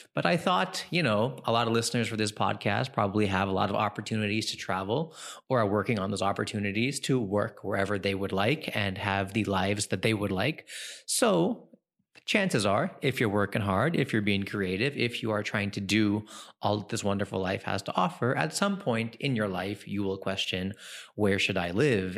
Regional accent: California, United States; moved away as an adult; also born or lived in New York; now in India; I grew up, born and raised in New York, raised in California, and then came here in two thousand and ten

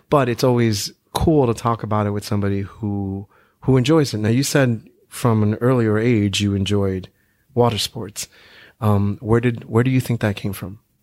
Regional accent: New York, United States; growing up in New York

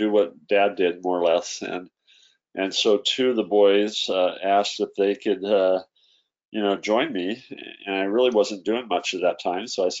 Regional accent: Idaho, United States; I grew up in Idaho when I was you know, a kid and through school

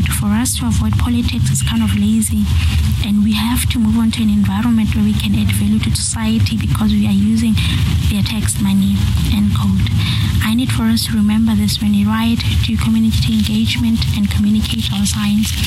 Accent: Pretoria, Gauteng, South Africa; I'm from Pretoria in South Africa

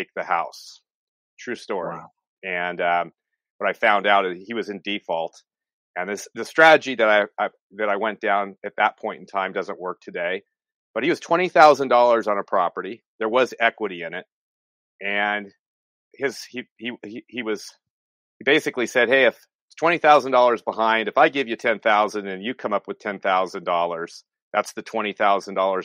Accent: San Francisco Bay Area, California, United States; I'm from the California, San Francisco Bay Area

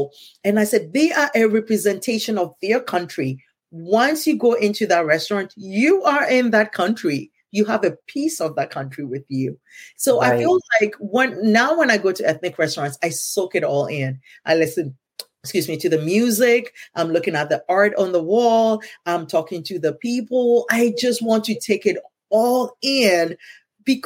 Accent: Ghana; first language Ewe; English is a second language; moved away as an adult; I'm from Ghana

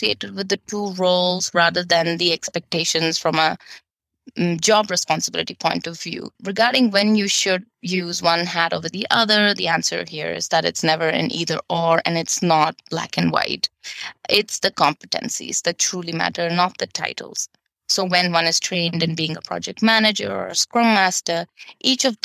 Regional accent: Bangalore, Karnataka, India; moved away as an adult; also born or lived in Denmark; half my time in India, in my hometown in Bangalore

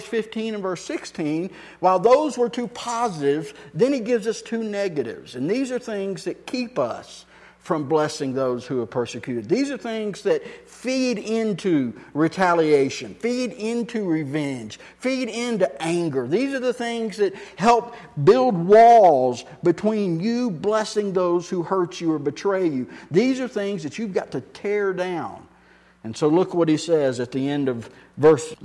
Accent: Texas, United States; I'm from Texas

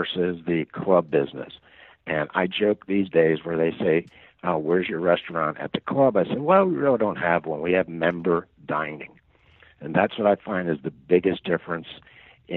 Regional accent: Philadelphia, Pennsylvania, United States; also born or lived in Collegeville, Pennsylvania; I grew up in Northeast Philadelphia. I've lived in Collegeville, Pennsylvania for over 40 years.

